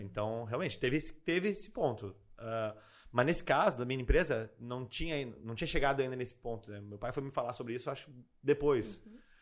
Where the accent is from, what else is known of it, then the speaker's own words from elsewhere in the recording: Porto Alegre, Rio Grande do Sul, Brazil; also born or lived in Nova Bassano, Rio Grande do Sul; Mas nasci lá e morei praticamente a vida inteira em Porto Alegre.